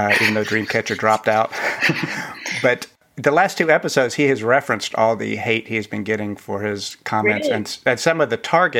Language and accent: English; the South, United States; I'm from the South